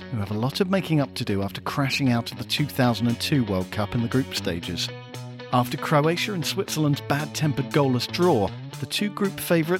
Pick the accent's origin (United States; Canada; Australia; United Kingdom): United Kingdom; England; We are English.